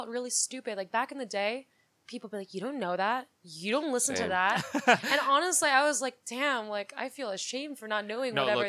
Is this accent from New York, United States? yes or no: yes; New York City, New York, United States; I grew up in New York City. I lived in the city.